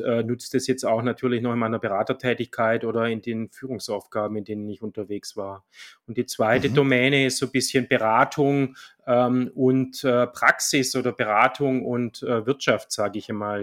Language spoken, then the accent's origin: German; Swabia, Germany; accent: Swabian; moved away; wie man vielleicht hört, ich bin Schwabe, aber schon lange im Exil